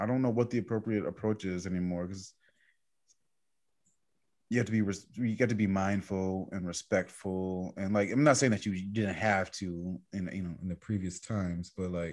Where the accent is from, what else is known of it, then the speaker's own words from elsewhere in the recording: New York, United States; I'm from New York